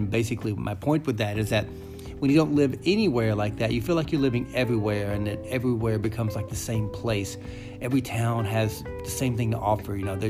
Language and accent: English; the South, United States; I mean, I was born and raised in the South, so I'm definitely a Southern.